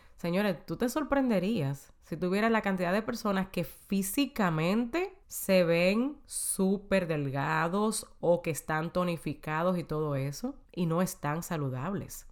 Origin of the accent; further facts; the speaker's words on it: Dominican Republic; moved away as an adult; en mi país, en República Dominicana, antes de yo mudarme para acá.